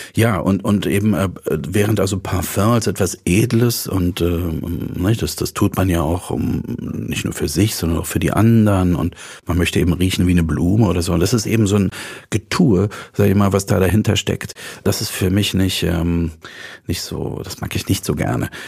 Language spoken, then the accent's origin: German; Dresden, Saxony, Germany; moved away; Also ich komme aus Dresden, ich bin in Dresden groß geworden